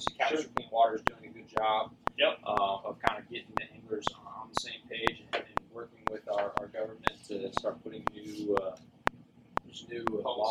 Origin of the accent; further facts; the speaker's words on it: Fort Myers, Florida, United States; now in Tampa, United States; we're born and raised in Fort Myers. We're based here in Tampa